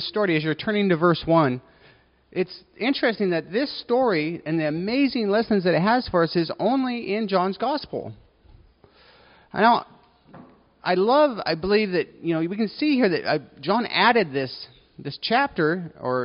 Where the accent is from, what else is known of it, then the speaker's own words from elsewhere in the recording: United States; I'm an American